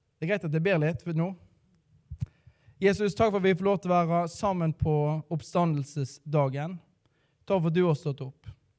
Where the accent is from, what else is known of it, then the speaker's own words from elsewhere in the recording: Radøy, Vestland, Norway; now in Bergen, Norway; Jeg er fra um, eh, Radøy, så jeg er da stril